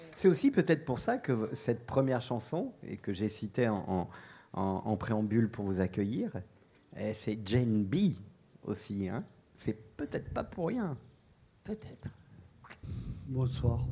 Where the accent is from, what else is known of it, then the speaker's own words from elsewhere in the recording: Bordeaux, Nouvelle-Aquitaine, France; accent: Bordeaux; Nous venons de Bordeaux, ça doit s'attendre à l'accent